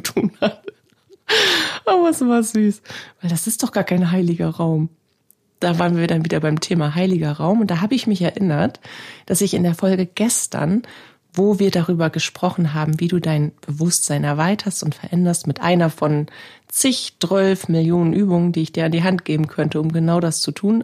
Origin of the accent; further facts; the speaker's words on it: Northern Germany, Germany; bei uns in Norddeutschland